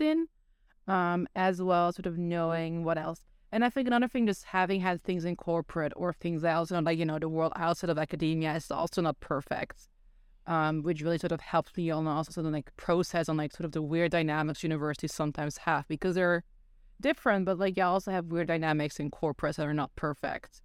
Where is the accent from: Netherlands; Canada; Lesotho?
Netherlands; also born or lived in South Korea; now in United States; growing up in Netherlands